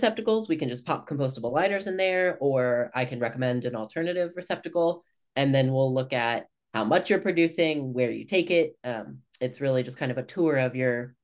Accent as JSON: {"language": "English", "town": "Kansas City", "country": "United States", "also_born_or_lived": "San Francisco Bay Area, California", "moved": "as an adult", "said": "I moved home from Kansas City from the Bay Area"}